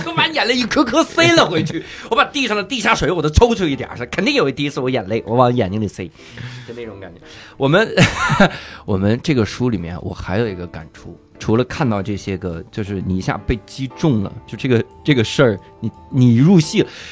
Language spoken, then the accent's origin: Chinese; Inner Mongolia, China; 我老家是内蒙